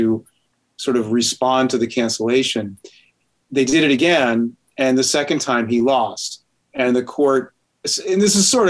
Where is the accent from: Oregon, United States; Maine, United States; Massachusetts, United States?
Massachusetts, United States; also born or lived in Mississippi / New Hampshire; I'm from Massachusetts, I work at UNH, so I'm really a New Englander